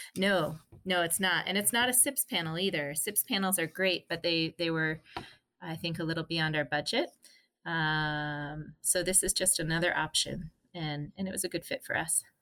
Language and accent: English; Park City, Utah, United States; we grew up in a very beautiful place in Park City in Utah